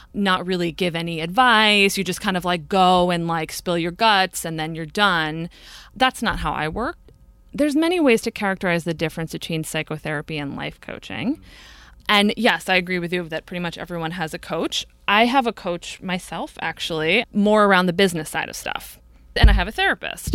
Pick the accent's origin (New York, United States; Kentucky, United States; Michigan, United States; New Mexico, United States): New York, United States; Brewster; I grew up in a little town about an hour, hour and fifteen north of New York City at the end of the commuter rail called Brewster.